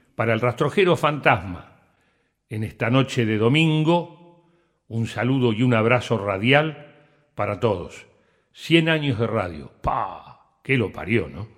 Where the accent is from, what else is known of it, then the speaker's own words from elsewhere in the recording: San Pedro, Buenos Aires Province, Argentina; moved away; Cuando empecé a hablar por radio en APA, en San Pedro